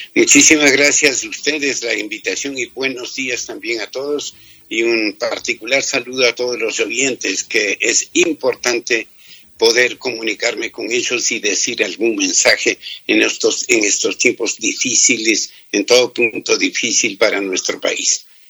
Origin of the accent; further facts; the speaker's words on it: Toacaso, Cotopaxi, Ecuador; Yo nací en Toacaso, provincia de Cotopaxi